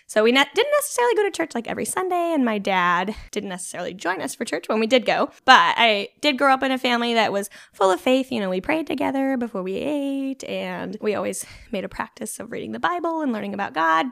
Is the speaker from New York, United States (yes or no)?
no; Junction City, Oregon, United States; I grew up in Junction City, which which is just outside